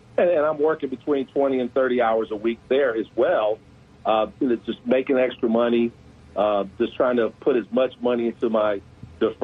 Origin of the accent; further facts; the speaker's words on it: Detroit, Michigan, United States; moved away as an adult; also born or lived in Little Rock, Arkansas; I'm originally from Detroit, born and raised.